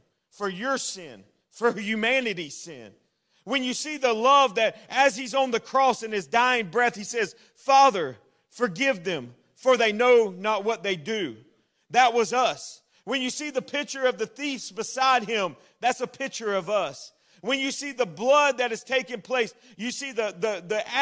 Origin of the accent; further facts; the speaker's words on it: Florida, United States; I'm a native Floridian. That means I was born in Florida. I was raised in Florida